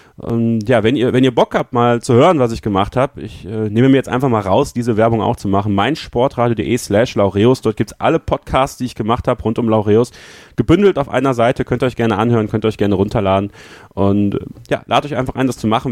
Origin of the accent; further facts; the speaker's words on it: Münsterland, North Rhine-Westphalia, Germany; ich komme ja aus dem Münsterland eigentlich, das ist halt, ist halt ländlich